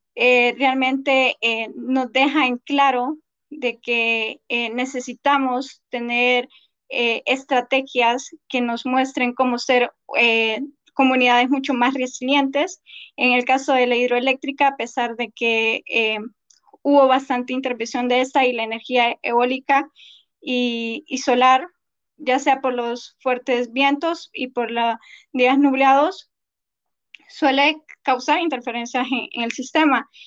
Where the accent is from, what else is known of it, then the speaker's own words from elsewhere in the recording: Honduras; nosotros acá en Honduras